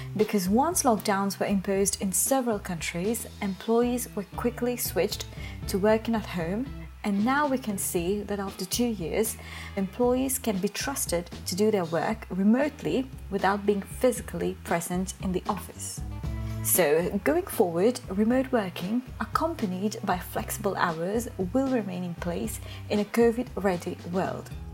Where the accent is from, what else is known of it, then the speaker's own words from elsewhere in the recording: Mauritius; from Mauritius